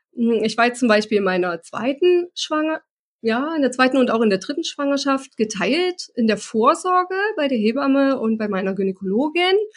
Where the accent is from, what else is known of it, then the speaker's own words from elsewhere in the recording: Germany; bei uns in Deutschland